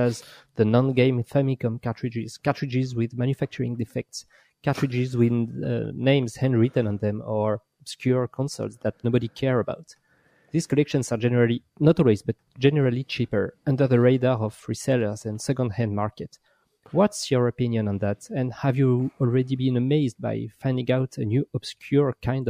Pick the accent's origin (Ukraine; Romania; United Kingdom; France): France; English is a second language; Hi, Pat. Hi, Yen. … from France, so sorry for my shitty accent.